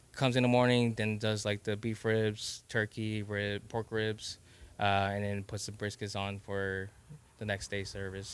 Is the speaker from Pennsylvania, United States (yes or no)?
no; Texas, United States; I'm Laos and I'm also Texan at the same time.